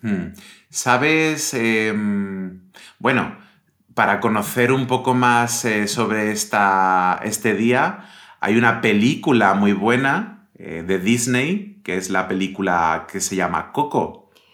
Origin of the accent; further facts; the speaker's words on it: Pontevedra, Galicia, Spain; moved away; cuando era pequeño y vivía en Galicia, en Pontevedra